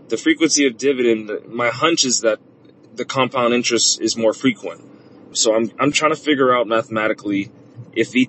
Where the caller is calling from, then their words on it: Oahu, Hawaii, United States; Hi, Paula. This is …. I'm a listener from Oahu, Hawaii.